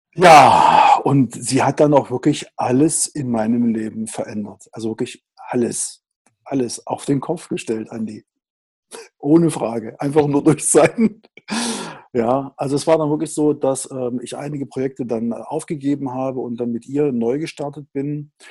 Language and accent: German; Riesa, Saxony, Germany; ich bin ein Kind des Ostens. Ich bin also im Osten geboren, ähm, in einer Industriestadt, äh, in Riesa